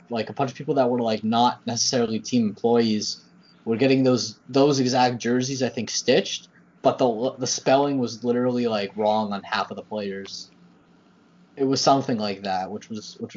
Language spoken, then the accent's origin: English; Richmond Hill, Ontario, Canada; my hometown, because there is a I believe a ringette team that is the Richmond Hill Lightning